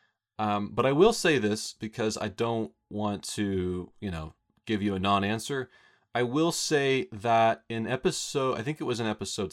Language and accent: English; Roswell, New Mexico, United States; Scott and I grew up here in Roswell